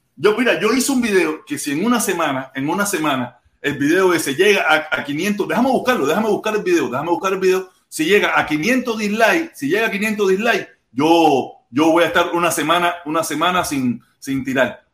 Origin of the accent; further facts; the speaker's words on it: Cuba; now in Miami, United States; muchos de los que estamos fuera de Cuba